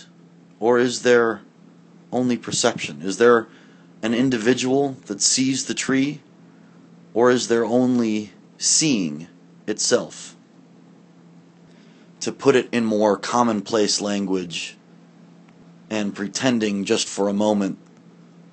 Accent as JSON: {"language": "English", "town": "Barrington", "region": "Illinois", "country": "United States", "tie": "born or raised there", "also_born_or_lived": "Woodstock, Illinois / New York / Claremont, California", "moved": "yes", "said": "I was born in Woodstock, Illinois in 1979. Ron and Denise are my parents. I grew up on West Oakwood Drive in Barrington, Illinois"}